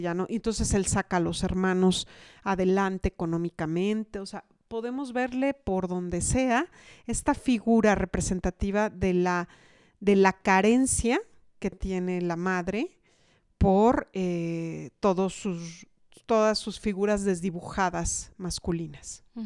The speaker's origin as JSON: {"language": "Spanish", "country": "Mexico"}